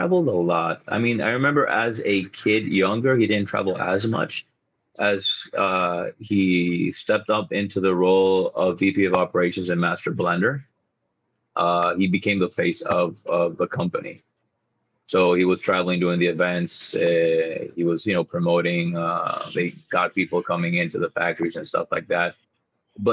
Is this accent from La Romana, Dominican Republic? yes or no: yes; La Romana, Dominican Republic; La Romana, or my hometown